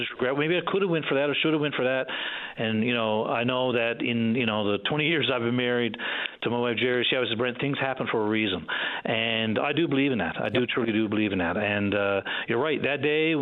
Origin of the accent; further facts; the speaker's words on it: Stephenville, Newfoundland and Labrador, Canada; moved away; also born or lived in Trepassey; I'm originally from Stephenville, and so I was born and raised in Stephenville.